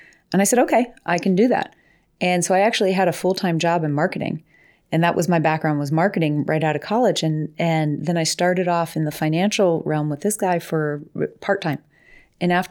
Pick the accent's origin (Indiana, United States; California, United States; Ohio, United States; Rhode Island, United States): Ohio, United States; Coitsville; I grew up in, well, Lowville, but it was in Coitsville